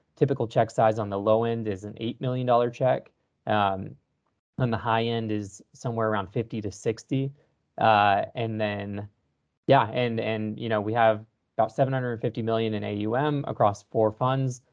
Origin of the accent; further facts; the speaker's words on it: Texas, United States; born and raised in Texas